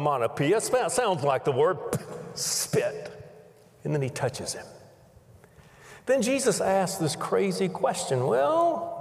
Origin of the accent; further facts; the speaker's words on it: Pensacola, Florida, United States; I grew up in Pensacola, Florida